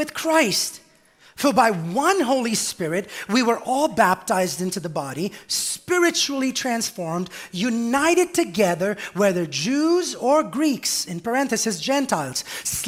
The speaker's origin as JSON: {"language": "English", "country": "India", "tie": "born or raised there", "moved": "yes", "said": "I grew up on what in India was the mats of the church, not even pews, not even chairs."}